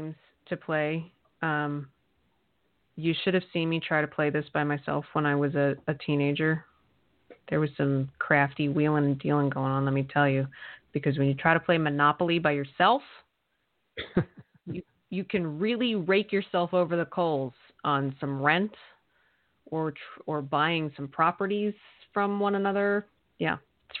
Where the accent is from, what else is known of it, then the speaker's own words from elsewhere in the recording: Eastern Pennsylvania, United States; where I grew up in Eastern Pennsylvania